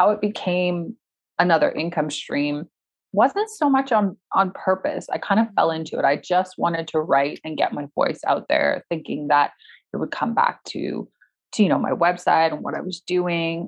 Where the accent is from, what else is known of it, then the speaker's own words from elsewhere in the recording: Toronto, Ontario, Canada; moved away as an adult; I'm back in my hometown of Toronto, Canada